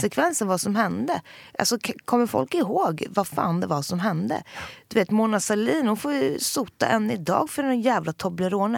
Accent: Jokkmokk, Norrbotten County, Sweden; moved away; also born or lived in Södermalm, Stockholm; Jag är uppväxt både eh, i en glesbygd, alltså med, med verkligen mina rötter i Sarek

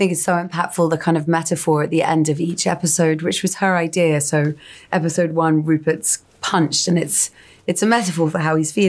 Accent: England, United Kingdom; that type of woman that I think I've seen, and we've all seen growing up in England.

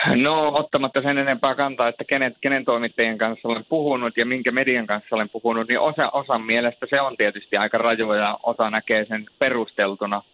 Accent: Rovaniemi, Lapland, Finland; also born or lived in Turku; mä oon varttunut Rovaniemellä

